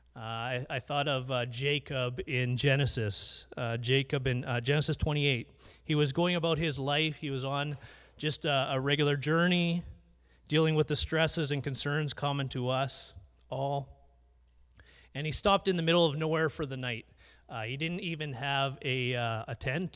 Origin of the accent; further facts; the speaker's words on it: Surrey, British Columbia, Canada; I grew up in Vancouver. Uh, Surrey more specifically